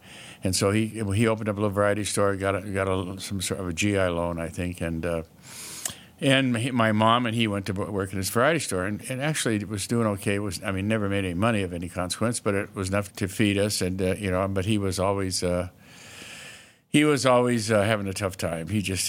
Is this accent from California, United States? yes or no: yes; Bakersfield, California, United States; also born or lived in Bozeman, United States / San Bernardino, United States; I was born in Bozeman, and then almost immediately I moved to California to live with my aunt and my uncle and my cousin, and my dad went in the Army.